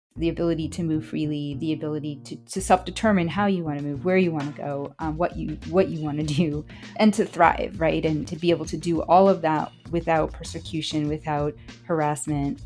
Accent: Chicago, Illinois, United States; first language Spanish; I grew up in Chicago and my mother was an undocumented immigrant from Honduras, Central America.

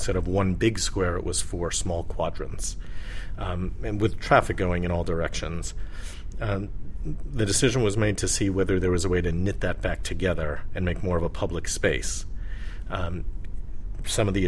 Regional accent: New York City, New York, United States; moved away as an adult; now in San Francisco, United States; I was born in New York. I lived there most of my life

